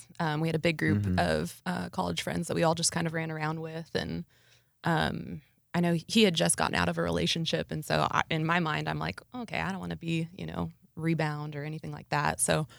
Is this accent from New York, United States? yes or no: no; Nebraska, United States; moved away as an adult; also born or lived in Abilene, Texas; now in Texas, United States; growing up in Nebraska, Abilene seemed like a big town.